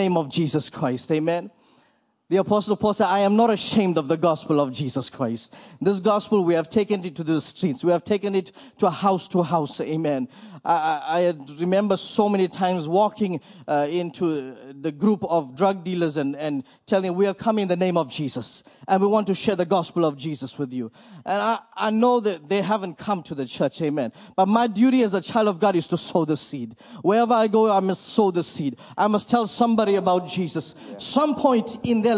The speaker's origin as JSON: {"language": "English", "town": "Port Elizabeth", "region": "Eastern Cape", "country": "South Africa", "said": "We are from Port Elizabeth, South Africa."}